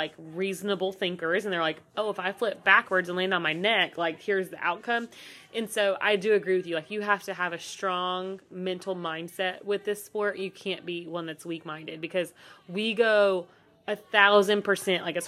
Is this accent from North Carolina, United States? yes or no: yes; North Carolina, United States; I grew up here in North Carolina